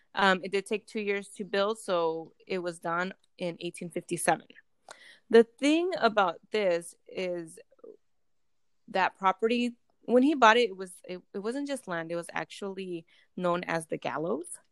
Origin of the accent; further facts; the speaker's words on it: California, United States; we are from California